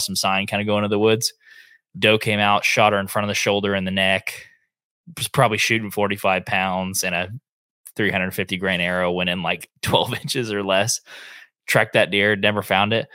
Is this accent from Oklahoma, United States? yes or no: yes; Northeast Oklahoma, United States; We grew up hunting in Northeast Oklahoma